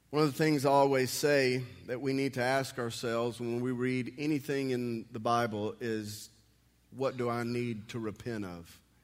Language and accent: English; United States; also born or lived in Texas; as an American